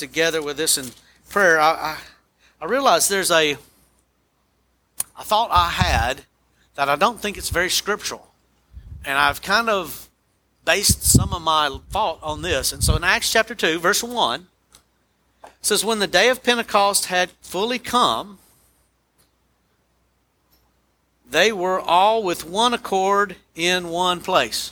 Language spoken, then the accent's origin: English; United States; American Christians